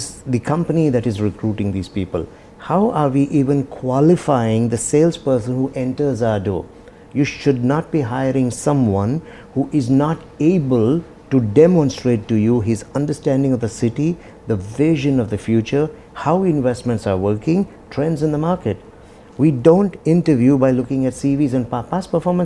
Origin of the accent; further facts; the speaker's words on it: India; now in Dubai, United Arab Emirates; I come from India. I have my roots, my traditional culture there.